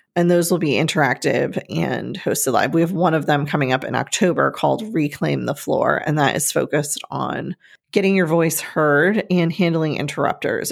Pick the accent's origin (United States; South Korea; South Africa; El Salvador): United States; Northeast; moved away; growing up in the Northeast with all of the trees